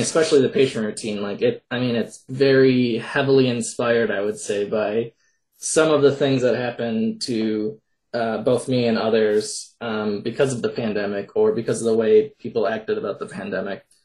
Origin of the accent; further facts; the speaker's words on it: Minnesota, United States; I'm from Minnesota